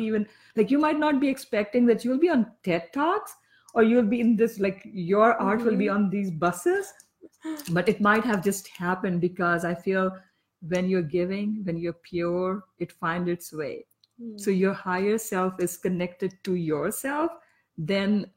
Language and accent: English; Pakistan; moved away; I am from Pakistan